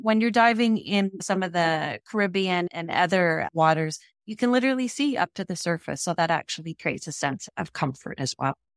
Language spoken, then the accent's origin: English; Canada; here in Canada, we are English and French speaking.